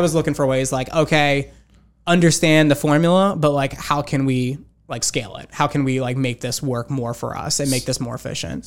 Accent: Rocky Hill, Connecticut, United States; I grew up in, uh, Connecticut. Grew up in a town called Rocky Hill

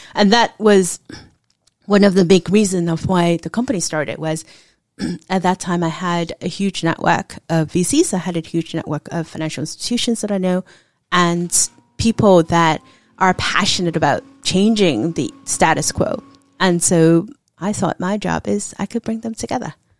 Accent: Hong Kong; now in United States; I was actually born and raised in Hong Kong

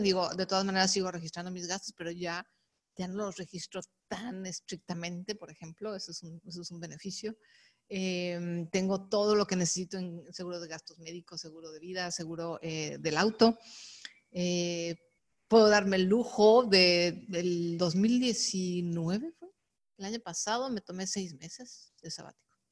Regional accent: Mexico; decimos aquí en México, el trabajo Godín

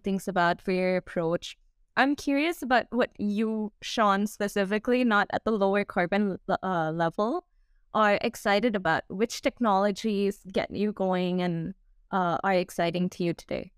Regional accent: Singapore; I come from Singapore

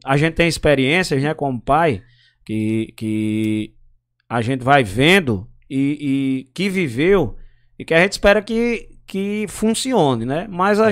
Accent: São Bento, Paraíba, Brazil; born or raised there; also born or lived in Pombal, Paraíba

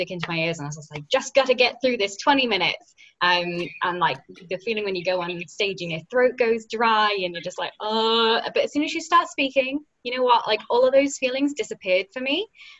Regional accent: United Kingdom; accent: British; my little British accent

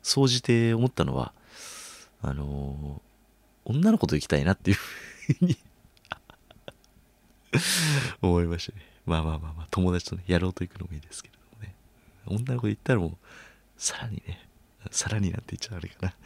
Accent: Chiba, Japan; now in Tokyo, Japan; 僕がね、千葉出身ってことで

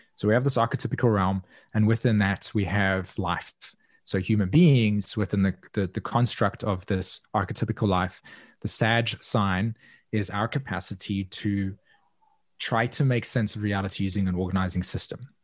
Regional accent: South Africa; I grew up in south africa and was very much a part of a culture that was deeply divided by segregation

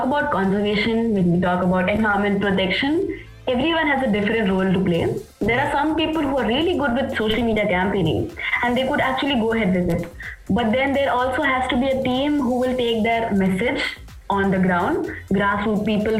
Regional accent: Assam, India; also born or lived in Meghalaya; So growing up in Assam and Meghalaya, my dad was posted there

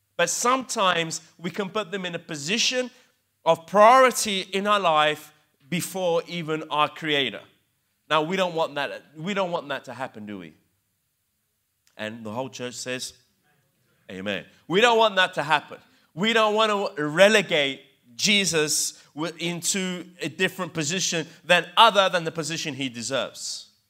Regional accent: England, United Kingdom; accent: English; also born or lived in Italy; growing up as immigrants in England, because I grew up in England, believe it or not, hence my English accent.

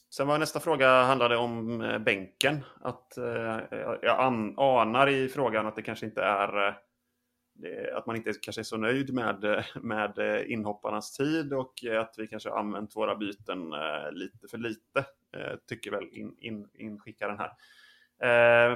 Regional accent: western Sweden, Sweden; Jag är uppvuxen i Västsverige, längre inåt landet.

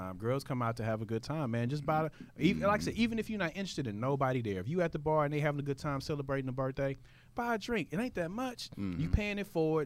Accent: Houston, Texas, United States; I'm from here

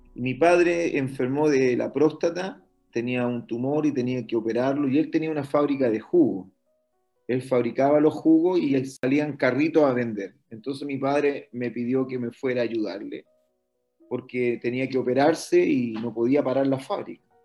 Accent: Antofagasta, Chile; also born or lived in Brazil; yo soy nacido en Antofagasta, el año 67

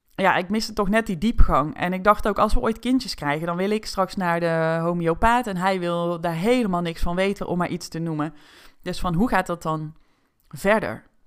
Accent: North Brabant, Netherlands; toen ik werd geboren in Brabant

